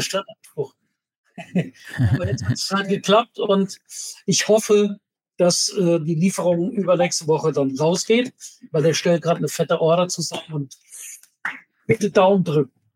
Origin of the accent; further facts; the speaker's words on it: Kehl, Baden-Württemberg, Germany; moved away; weil da komme ich ja ursprünglich her, aus Kehl am Rhein